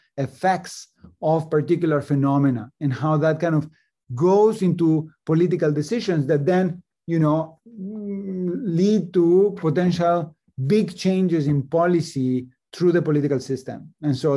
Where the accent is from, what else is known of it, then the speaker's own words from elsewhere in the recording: Mexico City, Mexico; moved away as an adult; also born or lived in Chicago, United States; now in Princeton, United States; I grew up in Mexico City and came to the United States to study, to do a PhD in economics at the University of Chicago